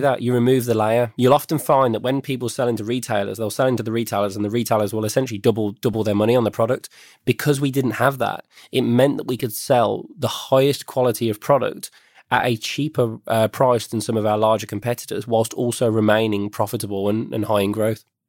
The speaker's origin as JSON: {"language": "English", "region": "West Midlands", "country": "United Kingdom", "tie": "born or raised there", "said": "I was born and bred in the West Midlands"}